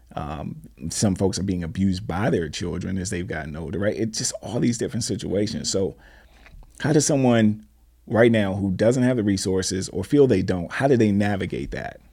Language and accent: English; Washington, District of Columbia, United States; I'm from D C